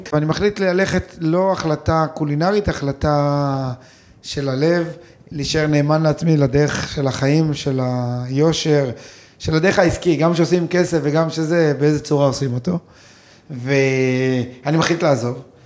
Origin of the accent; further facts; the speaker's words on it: Kibbutz Amiad, Northern District, Israel; אני גדלתי בקיבוץ